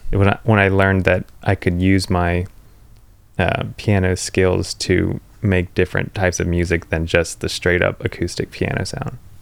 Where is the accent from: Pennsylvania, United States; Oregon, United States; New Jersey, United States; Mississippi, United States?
Pennsylvania, United States; where I grew up in Pennsylvania, the closest, like, big town is Morgantown, West Virginia